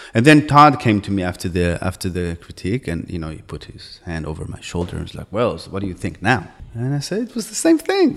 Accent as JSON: {"language": "English", "town": "Jerusalem", "region": "Jerusalem District", "country": "Israel", "tie": "born or raised there", "also_born_or_lived": "New York / Boston", "moved": "as an adult", "said": "I grew up in Jerusalem"}